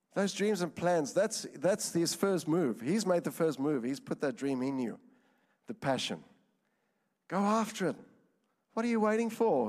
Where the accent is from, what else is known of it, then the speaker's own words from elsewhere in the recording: Johannesburg, Gauteng, South Africa; moved away; I'm from South Africa, Johannesburg